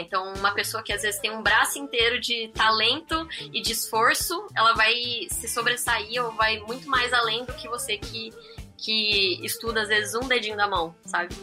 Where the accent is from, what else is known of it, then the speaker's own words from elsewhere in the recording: interior of Campinas, São Paulo, Brazil; moved away as an adult; acabei mudando pra lá, porque eu sou do interior de Campinas